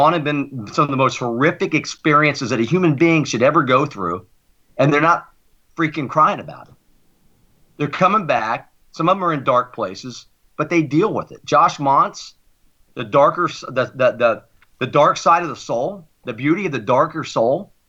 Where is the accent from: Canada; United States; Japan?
United States; I'm an American through and through.